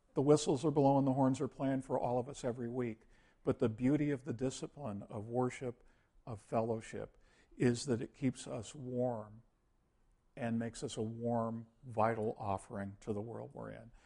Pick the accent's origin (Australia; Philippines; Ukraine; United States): United States; we used to do missionary work to the world as American Christians